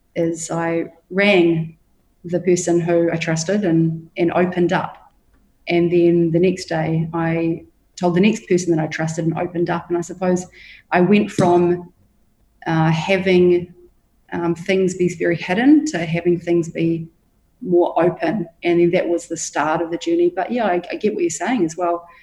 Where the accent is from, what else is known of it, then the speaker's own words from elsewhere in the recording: Hawke's Bay, New Zealand; now in Bali, Indonesia; I grew up in Hawke's Bay in New Zealand